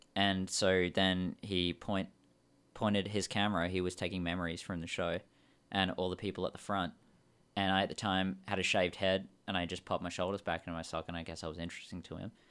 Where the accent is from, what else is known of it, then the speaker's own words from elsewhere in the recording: Australia; now in Vancouver, Canada; we're from Australia